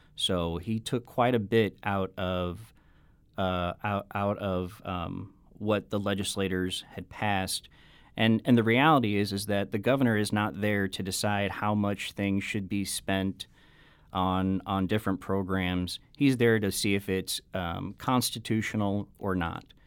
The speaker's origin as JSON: {"language": "English", "town": "Affton", "region": "Missouri", "country": "United States", "tie": "born or raised there", "said": "I was born and raised in Afton"}